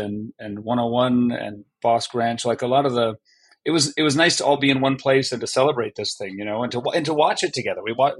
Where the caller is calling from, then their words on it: Vancouver, British Columbia, Canada; Right now, I'm in Vancouver, British Columbia, Canada.